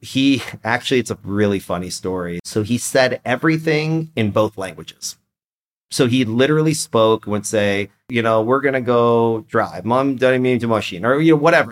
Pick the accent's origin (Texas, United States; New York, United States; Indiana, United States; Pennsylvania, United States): Texas, United States; Austin; first language Persian; English is a second language; I was born here in Austin, Texas.